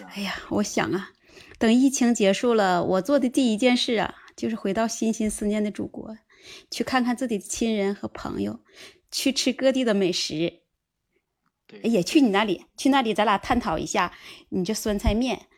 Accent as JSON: {"language": "Chinese", "region": "Northeast China", "country": "China", "tie": "born or raised there", "moved": "as an adult", "lives_now": "Japan", "said": "家是东北的"}